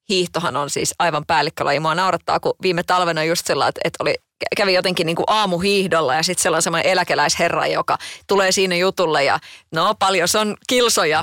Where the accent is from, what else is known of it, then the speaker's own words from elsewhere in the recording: Kotka, Kymenlaakso, Finland; Itsehän olen Kotkasta kotoisin